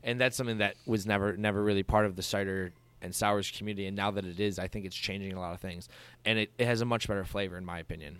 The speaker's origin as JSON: {"language": "English", "town": "Dunkirk", "region": "New York", "country": "United States", "moved": "yes", "lives_now": "Buffalo, United States", "said": "I'm from Dunkirk, Fredonia, which is as, pretty much as small town as you can get in Western New York"}